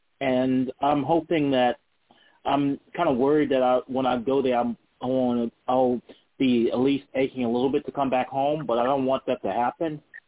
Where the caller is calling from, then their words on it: Charlottesville, Virginia, United States; Charlottesville, Virginia.